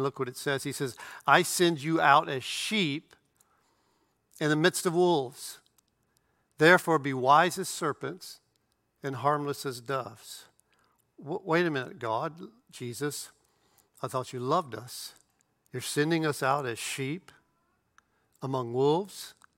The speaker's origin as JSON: {"language": "English", "country": "United States", "said": "I'm a citizen of the United States of America"}